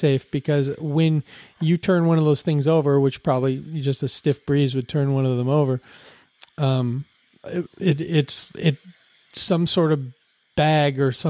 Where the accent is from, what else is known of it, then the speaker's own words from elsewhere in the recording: Bellevue, Washington, United States; also born or lived in Seattle; I was born in Seattle, but I grew up in Bellevue